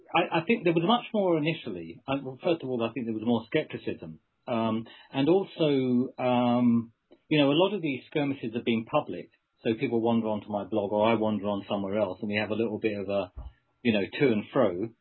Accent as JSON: {"language": "English", "region": "England", "country": "United Kingdom", "said": "as an Englishman"}